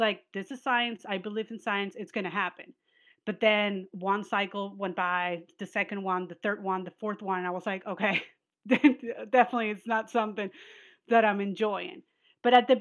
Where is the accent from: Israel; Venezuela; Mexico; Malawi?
Venezuela; moved away; we're from Venezuela and we're Jewish